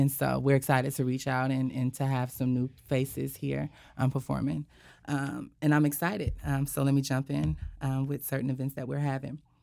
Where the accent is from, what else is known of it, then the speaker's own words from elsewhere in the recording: Sandy, Utah, United States; moved away as an adult; now in Pacific Northwest, United States; I'm from Sandy City, Utah